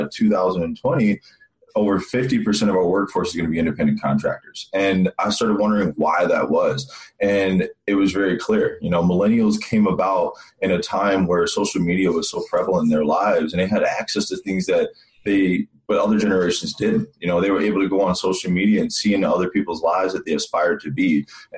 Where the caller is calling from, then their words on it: Scottsdale, Arizona, United States; So I'm calling from Scottsdale, Arizona.